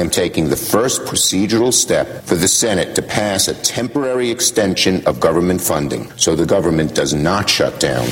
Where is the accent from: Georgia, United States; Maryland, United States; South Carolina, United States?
South Carolina, United States; my home state of South Carolina